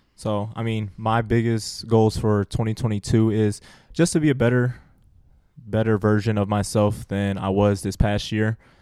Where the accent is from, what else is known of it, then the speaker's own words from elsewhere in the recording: Sterling Heights, Michigan, United States; I'm from Sterling Heights. Shout out Stevenson Titans